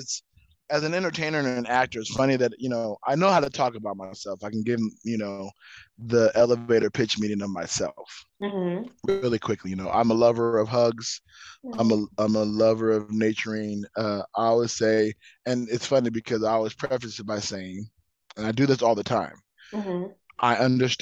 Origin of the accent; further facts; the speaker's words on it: Southern California, United States; now in Las Vegas, United States; Born and raised in Southern California, current Vegas negative.